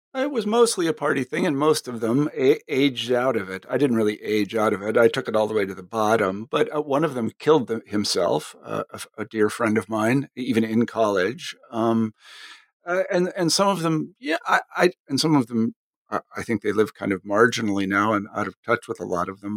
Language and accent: English; Kansas, United States; moved away as an adult; I came from Kansas